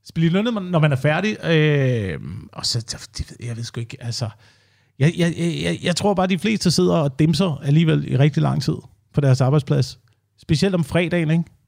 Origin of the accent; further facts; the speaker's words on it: Slagelse, Zealand, Denmark; Altså, jeg kommer fra Slagelse også, eller uden for Slagelse, hvor man øh, bor på landet